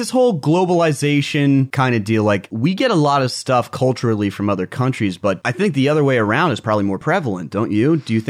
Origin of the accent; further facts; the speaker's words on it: United States; I'm American